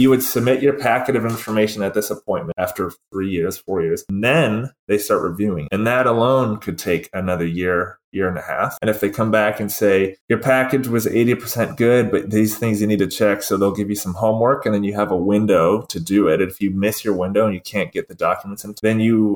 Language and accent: English; Georgia, United States; moved away; growing up in Georgia